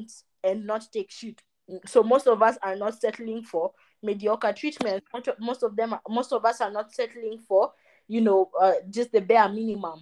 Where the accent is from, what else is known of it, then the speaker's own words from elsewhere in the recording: Kenya; I'm from Kenya